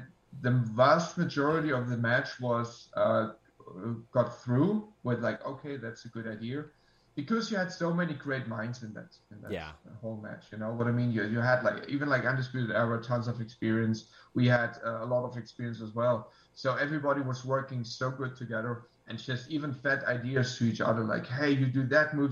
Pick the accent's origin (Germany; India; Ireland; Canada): Germany; I'm from Germany